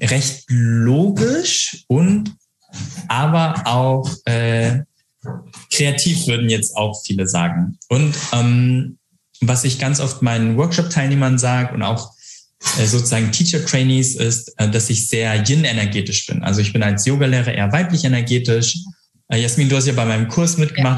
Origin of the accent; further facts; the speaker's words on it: Hamburg, Germany; accent: northern German; moved away as an adult; now in Frankfurt, Germany; ich bin Hamburger Jung, ich komme äh, aus dem Norden, äh, deswegen könnte ich auch so mit ganz nordischem Akzent sch schnacken